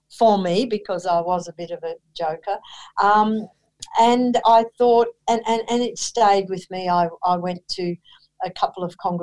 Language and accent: English; Queensland, Australia; also born or lived in Killarney, Queensland / Brisbane; I'm a Queenslander. So I was born in Killarney in Queensland, one of eight children. My dad was a policeman, so we had the wonderful joy of moving from country place to country place